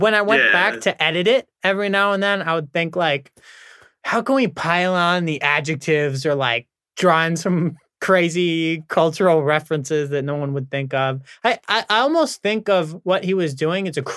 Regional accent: New York, United States; now in Australia; I'm from New York

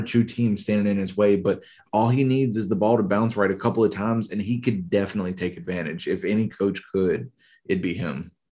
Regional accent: Louisiana, United States; moved away as an adult; also born or lived in Florida; now in Houston, United States; born and raised in Louisiana

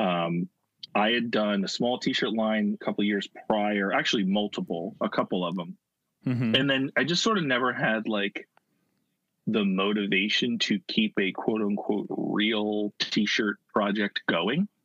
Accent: Philadelphia area, Pennsylvania, United States; I grew up, uh, you know, 25 minutes from where I am now. Uh, so, and that's like a 40 minute train ride into Center City, Philadelphia.

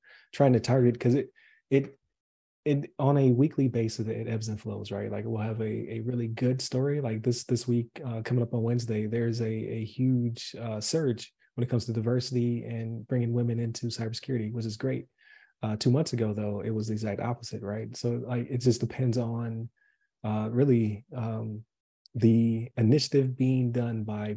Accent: Buffalo, New York, United States; moved away as an adult; I'm from Buffalo

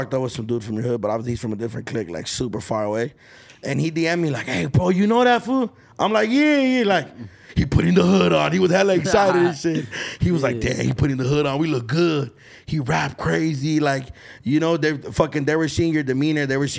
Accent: Los Angeles, California, United States; being from downtown LA, I think it's overlooked. Like, when I tell people, I'm a DTLA baby

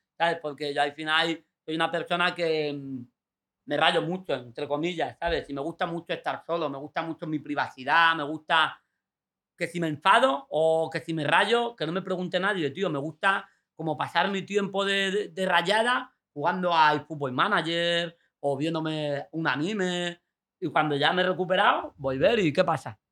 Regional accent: Fuengirola, Andalusia, Spain; also born or lived in Mijas; ir al Instituto de Fuengirola con todos juntos, todos los colegas, pues yo me fui a de, a de Mijas

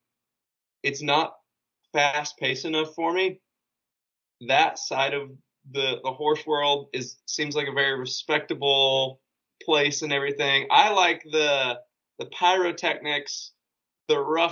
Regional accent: Western Oklahoma, United States; now in West Texas, United States; I grew up in Western Oklahoma and now I'm in West Texas

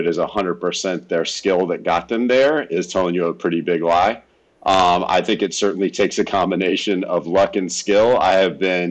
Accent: Fairfield, California, United States; moved away as an adult; now in Austin, United States; I was born in Northern California, a town called Fairfield, where Travis Air Force Base is. So my dad was an Air Force guy for 22 years. So I was born on the base there, born and raised, and then spent the first 25 years of my life in Northern California

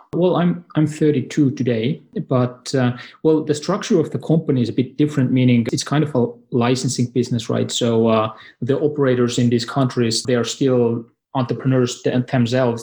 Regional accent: Estonia; I'm from Estonia, and it's a neighboring country

